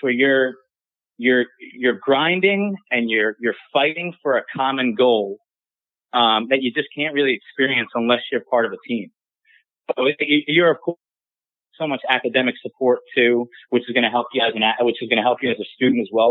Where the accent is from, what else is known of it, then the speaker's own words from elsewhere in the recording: Long Island, New York, United States; I'm from Long Island